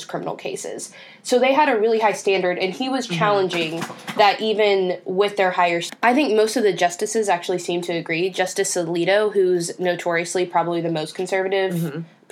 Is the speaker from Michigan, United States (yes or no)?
no; Texas, United States; Texas, my home state